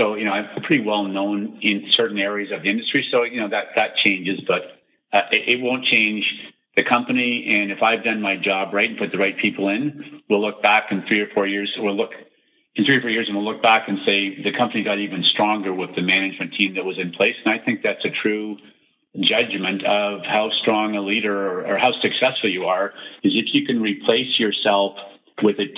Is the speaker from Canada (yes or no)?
yes; Canada; I was born in Canada